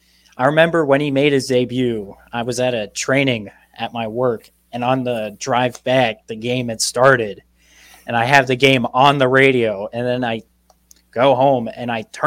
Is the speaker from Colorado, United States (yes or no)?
yes; Colorado, United States; moved away; I am from the Centennial State of Colorado.